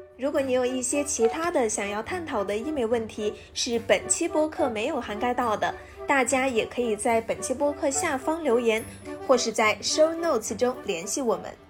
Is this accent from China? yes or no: yes; Gansu, China; moved away; 我老家是甘肃的嘛，其实那边还是紫外线还是蛮强烈的